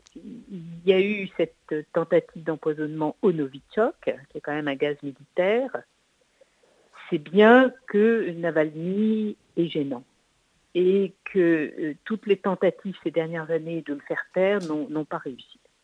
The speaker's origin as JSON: {"language": "French", "country": "France", "said": "chez nous en France"}